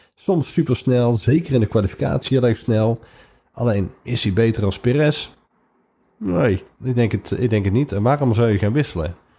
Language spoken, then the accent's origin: Dutch; Netherlands; we uit Nederland komen